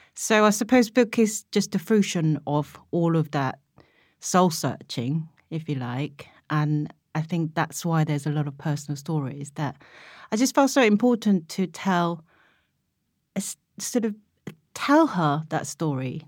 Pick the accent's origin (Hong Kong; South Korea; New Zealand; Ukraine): South Korea; now in United Kingdom; what made me Korean at that point and how I was going to be able to offer her that other half of Koreanness